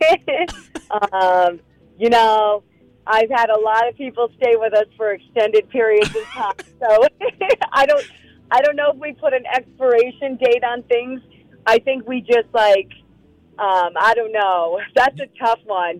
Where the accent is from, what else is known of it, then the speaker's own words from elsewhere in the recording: New York, United States; moved away; Some of my favorite traditions as a kid growing up in New York is in fall